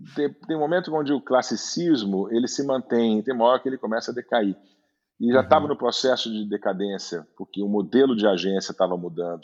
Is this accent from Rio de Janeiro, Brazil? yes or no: yes; Rio de Janeiro, Brazil; moved away as an adult; also born or lived in Munich / Düsseldorf / São Paulo; eu cresci no Rio, minha, minha adolescência foi no Rio